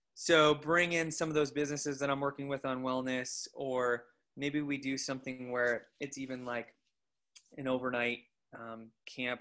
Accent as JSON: {"language": "English", "town": "Coeur d'Alene", "region": "Idaho", "country": "United States", "tie": "born or raised there", "said": "I grew up in the Coeur d'Alene area. I went to Coeur d'Alene High School"}